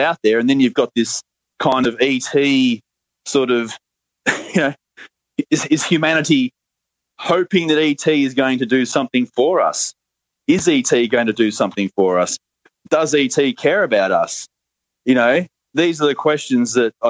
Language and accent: English; Australia; accent: Australian; my Australian accent